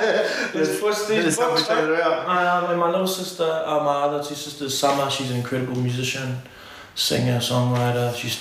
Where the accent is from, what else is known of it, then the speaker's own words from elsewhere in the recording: Whangarei, Northland, New Zealand; also born or lived in Auckland; but we're just from Whangarei basically. But Ngāti Whātua, Ngā Pui. I'm biologically Samoan